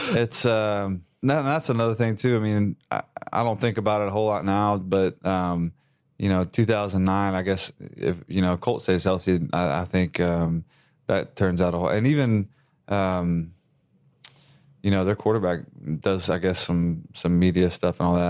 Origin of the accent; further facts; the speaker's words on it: West Texas, United States; moved away; I'm originally from West Texas.